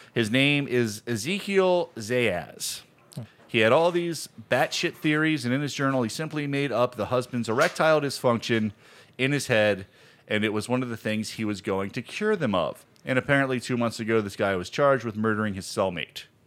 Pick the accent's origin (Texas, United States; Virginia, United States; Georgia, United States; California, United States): Virginia, United States; I grew up in Virginia